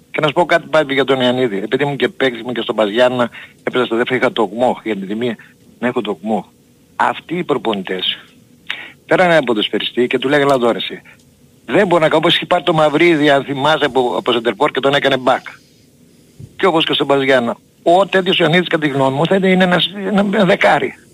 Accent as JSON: {"language": "Greek", "country": "Germany", "said": "είμαι από Γερμανία"}